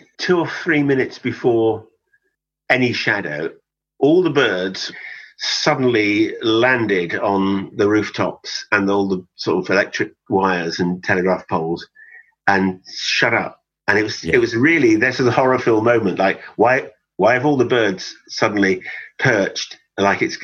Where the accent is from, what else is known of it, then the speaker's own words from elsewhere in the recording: West Cornwall, South West England, United Kingdom; moved away; I was born and brought up in West Cornwall